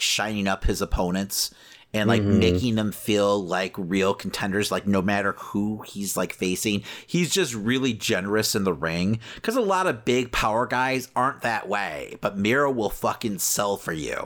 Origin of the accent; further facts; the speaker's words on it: Chicago, Illinois, United States; we're from Chicago